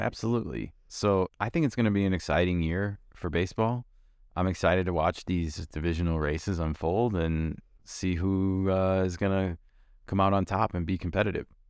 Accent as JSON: {"language": "English", "town": "Chicago", "region": "Illinois", "country": "United States", "tie": "born or raised there", "said": "born and raised in Chicago"}